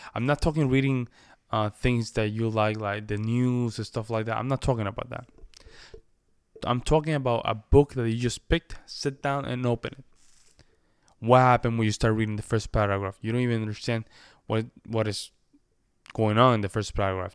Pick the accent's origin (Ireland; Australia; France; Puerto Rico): Puerto Rico; first language Spanish; English is a second language; I'm a Spanish speaker by nature, right? I, I, I come from the Commonwealth of Puerto Rico.